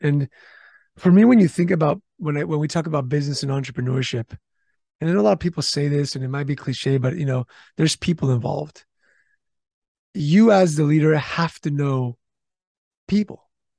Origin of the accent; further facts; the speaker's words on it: California, United States; I'm from California. We have some of the strictest HR laws and rules.